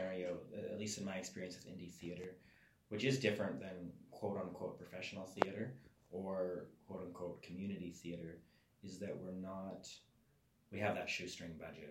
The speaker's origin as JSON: {"language": "English", "region": "Alberta", "country": "Canada", "said": "I come from Alberta"}